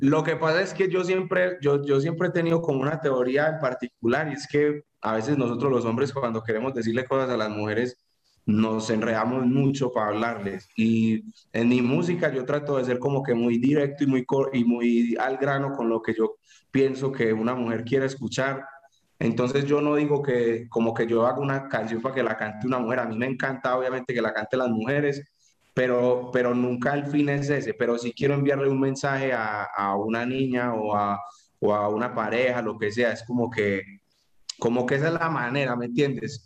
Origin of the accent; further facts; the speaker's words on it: Paisa, Antioquia, Colombia; como buen paisa enredador